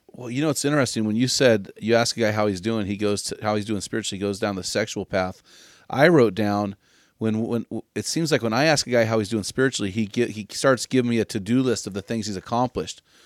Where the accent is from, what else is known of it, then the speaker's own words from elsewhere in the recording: San Luis Obispo, California, United States; my hometown of San Luis Obispo